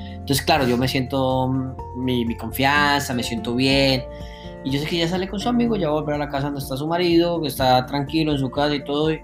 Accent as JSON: {"language": "Spanish", "country": "Colombia", "moved": "yes", "lives_now": "Germany", "said": "no dejo de ser tan colombiano"}